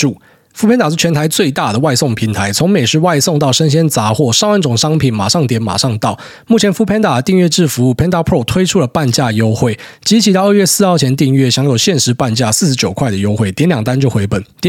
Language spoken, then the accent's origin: Chinese; Taiwan; moved away; 我从台湾过来，每次最大的一个冲击就是前一两个礼拜一定会很不舒服